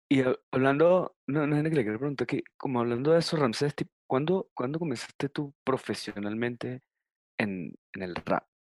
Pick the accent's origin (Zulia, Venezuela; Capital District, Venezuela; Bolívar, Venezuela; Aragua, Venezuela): Bolívar, Venezuela; Puerto Ordaz; yo crecí en Puerto Ordaz